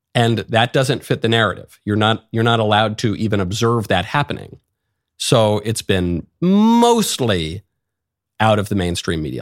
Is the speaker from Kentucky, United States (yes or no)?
no; New York, United States; moved away; also born or lived in Los Angeles; I'm from New York. I lived in L